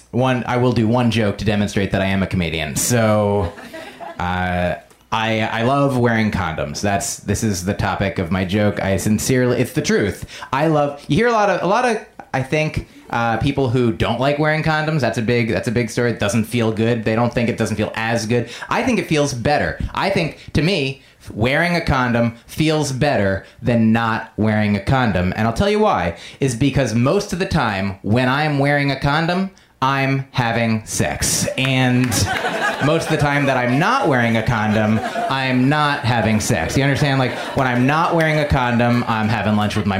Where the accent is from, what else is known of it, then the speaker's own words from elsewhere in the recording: Essex County, New Jersey, United States; moved away; I'm from Essex County